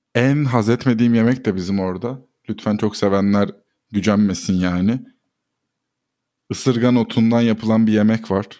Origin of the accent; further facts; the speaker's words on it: Ordu, Turkey; moved away; Ben de Orduluyum.